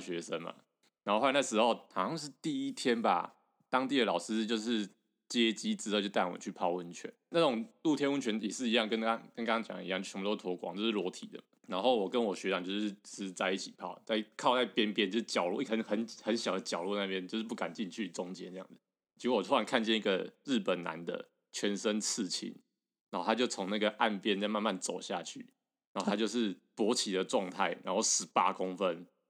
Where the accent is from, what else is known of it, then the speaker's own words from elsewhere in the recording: Taiwan; 他如果就知道我是台湾人之后